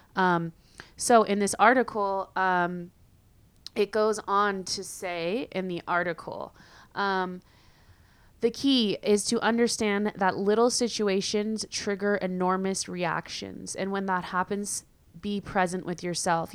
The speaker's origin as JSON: {"language": "English", "region": "California", "country": "United States", "also_born_or_lived": "San Diego", "moved": "as an adult", "lives_now": "Madrid, Spain", "said": "I'm from California, um, where it's usually sunny all the time."}